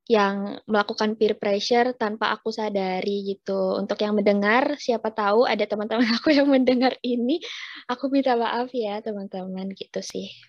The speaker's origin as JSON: {"language": "Indonesian", "region": "Java", "country": "Indonesia", "said": "Pernah pernah kak. Aku juga orang Jawa kok."}